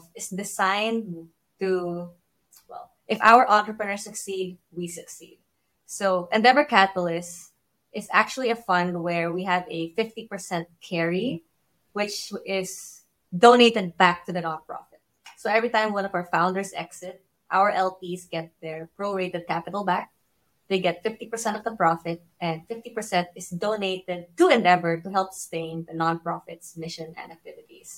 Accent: Philippines; I came from the Philippines and we have a very close-knit ecosystem there.

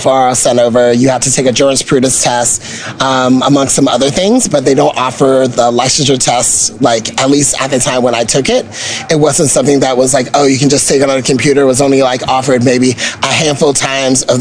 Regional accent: Bowie, Maryland, United States; also born or lived in Sacramento; I'm originally from Bowie.

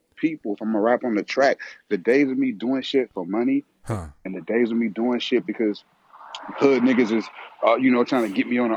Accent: the Bay Area, California, United States; I'm from the Bay

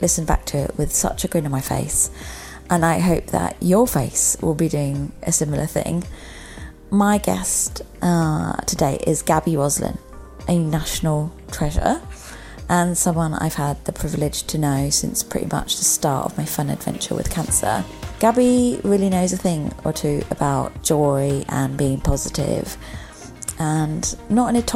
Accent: Germany; now in United Kingdom; I grew up in Germany

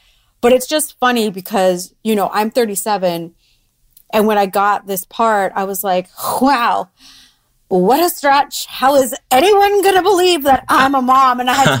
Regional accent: Florida, United States; born or raised there

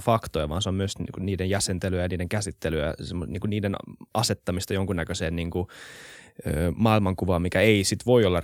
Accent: Helsinki, Uusimaa, Finland; mä ollaan Helsingistä, mä oon tämmöisessä mm. niin kuin vähän Helsinki-kuplassa, mikä nyt onkaan, niin kuin täällä kasvanut

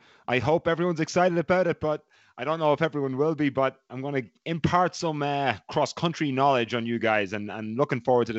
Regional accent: Ireland; accent: Irish; moved away as an adult; I was not allowed to lose my accent because when I arrived at Providence College, head coach there, Ray Tracy, is from Waterford in Ireland, and there was a few other Irish guys in the team, so it was easy for me to maintain.

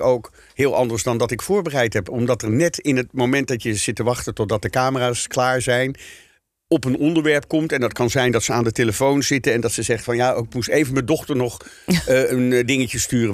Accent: Netherlands; Wij zijn als Nederlanders

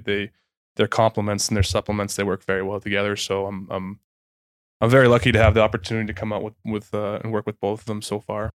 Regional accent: Holliston, Massachusetts, United States; I grew up in Holliston, Massachusetts, which, which is about forty minutes to an hour outside Boston.

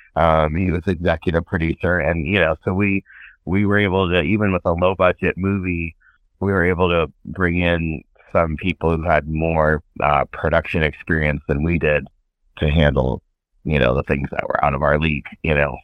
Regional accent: Northern California, United States; I grew up in Northern California

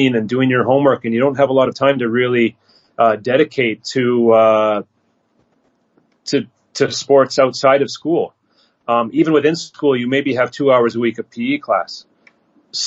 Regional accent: Canada; moved away as an adult; also born or lived in Beijing, China / Shanghai, China; now in China; I'm a Canadian growing up in Canada

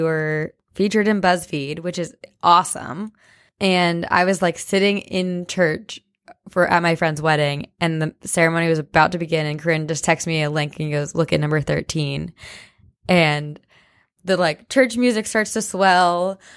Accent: New Jersey, United States; moved away

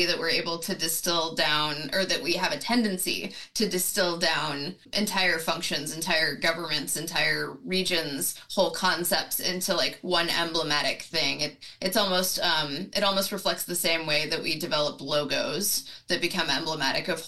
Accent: Tennessee, United States; moved away as an adult; I'm originally from Tennessee. I spent the first 18 years of my life there.

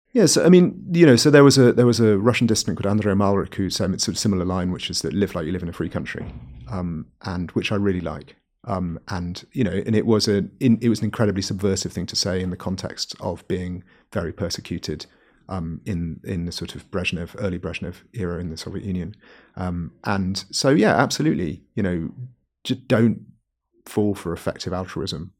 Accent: Wales, United Kingdom; I'm from Wales

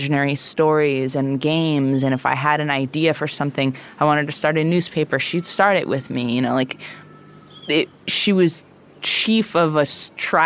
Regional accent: New York City, New York, United States; I grew up in the East Village, in Manhattan, I was born in 1985

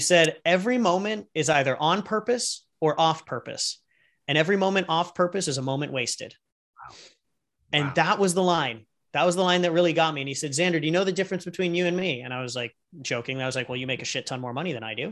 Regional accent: San Diego, California, United States; also born or lived in Los Angeles; originally from San Diego, grew up here

